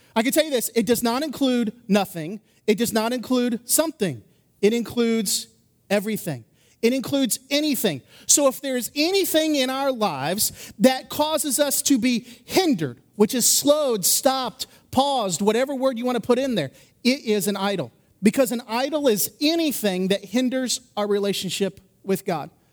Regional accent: Indiana, United States; moved away; I grew up in Indiana

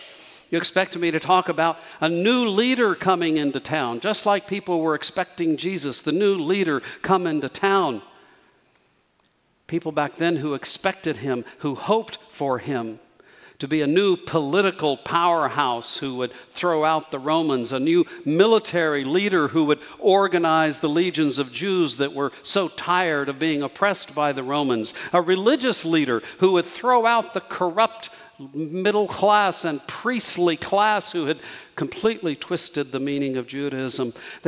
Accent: Socorro, New Mexico, United States; moved away; to my hometown of Socorro

